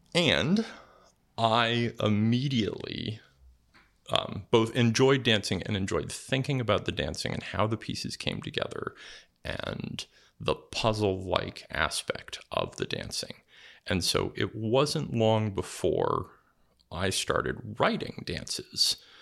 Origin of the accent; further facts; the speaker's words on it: California, United States; moved away as an adult; now in New England, United States; I grew up mostly in California